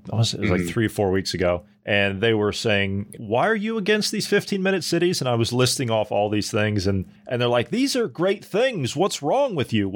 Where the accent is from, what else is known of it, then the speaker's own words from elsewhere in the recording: United States; accent: American; my American accent